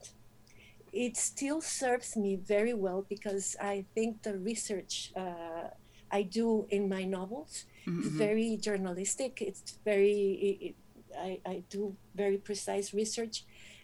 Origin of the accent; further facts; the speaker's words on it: Monterrey, Nuevo León, Mexico; I am from Monterrey